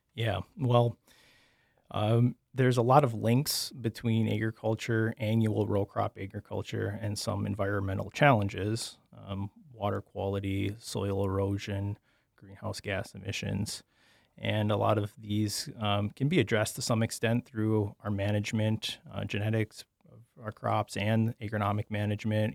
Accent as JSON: {"language": "English", "town": "Sheboygan", "region": "Wisconsin", "country": "United States", "tie": "born or raised there", "also_born_or_lived": "Oshkosh, Wisconsin", "moved": "as an adult", "lives_now": "Minnesota, United States", "said": "I'm from Sheboygan, Wisconsin, eastern Wisconsin"}